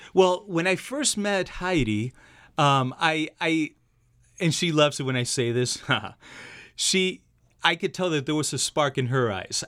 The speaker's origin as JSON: {"language": "English", "country": "Argentina", "moved": "yes", "said": "I'm from Argentina myself"}